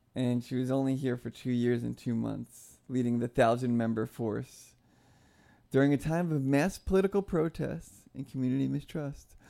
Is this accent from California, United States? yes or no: no; New York, United States; moved away; I'm from New York